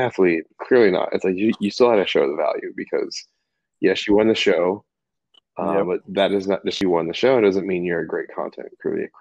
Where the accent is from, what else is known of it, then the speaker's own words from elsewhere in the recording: Houston, Texas, United States; I grew up in Houston, Texas